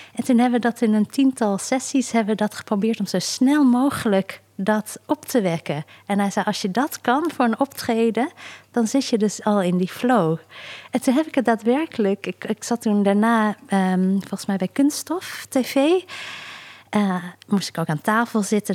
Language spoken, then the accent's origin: Dutch; South Korea; moved away; Zuid-Korea, dus waar ik vandaan kom